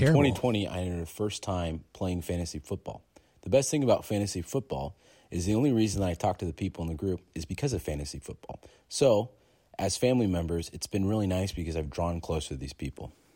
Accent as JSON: {"language": "English", "town": "Bakersfield", "region": "California", "country": "United States", "said": "I'm from Bakersfield, California"}